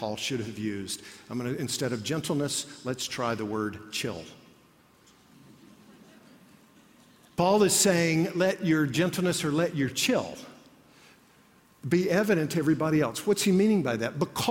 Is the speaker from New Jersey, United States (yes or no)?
no; Alabama, United States; I grew up in Alabama